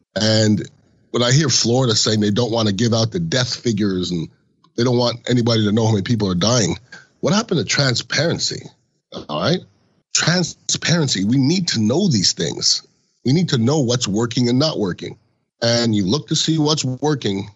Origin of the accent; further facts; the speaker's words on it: Canada; now in United States; I was born in Canada. I've been an American citizen since the end of the '90s